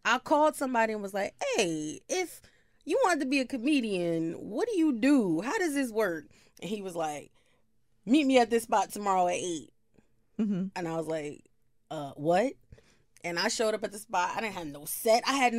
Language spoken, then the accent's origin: English; New Jersey, United States; Yes, born and raised in Jersey.